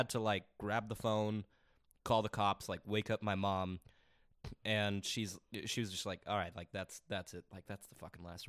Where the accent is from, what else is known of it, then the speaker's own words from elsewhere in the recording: Highlands Ranch, Colorado, United States; also born or lived in Ontario, California; I grew up in Highlands Ranch, in Colorado, like super safe, super fucking like white collar.